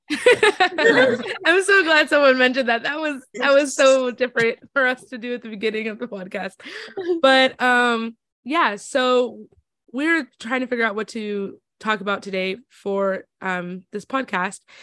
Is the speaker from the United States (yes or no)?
yes; Florida, United States; growing up in Florida